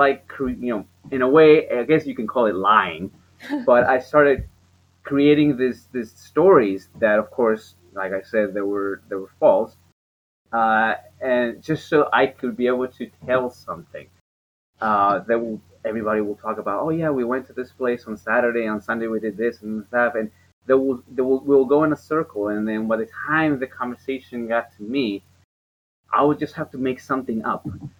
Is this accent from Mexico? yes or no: yes; Mexico; And, you know, I grew up in Mexico and in an area that it was not particularly safe.